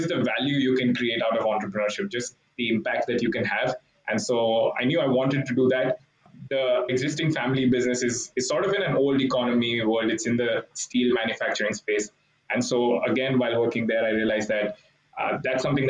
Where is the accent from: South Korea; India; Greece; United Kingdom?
India; Mumbai, Maharashtra; moved away as an adult; also born or lived in Hong Kong / Berkeley, California; I grew up in India, grew up in Mumbai